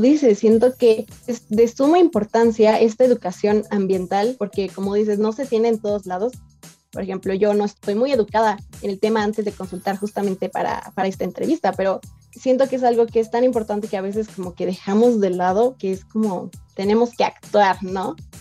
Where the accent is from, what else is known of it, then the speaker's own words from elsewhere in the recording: Mexico; como mexicanos